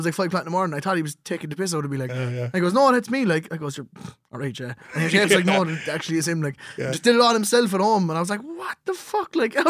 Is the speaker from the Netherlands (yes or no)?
no; Limerick, Munster, Ireland